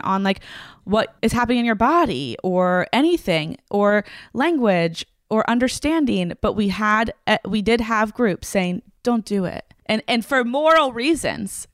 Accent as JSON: {"language": "English", "town": "Franklin", "region": "Tennessee", "country": "United States", "tie": "born or raised there", "said": "I grew up in Franklin, Tennessee, which is right outside of Nashville"}